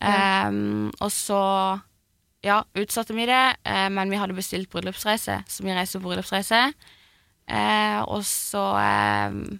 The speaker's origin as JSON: {"language": "Norwegian", "town": "Lyngdal", "region": "Agder", "country": "Norway", "moved": "yes", "lives_now": "Oslo, Norway", "said": "jeg er jo fra Lyngdal"}